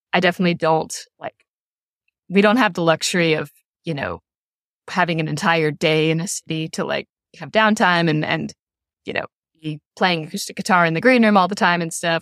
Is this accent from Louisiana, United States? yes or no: no; Louisville, Kentucky, United States; my hometown, in Louisville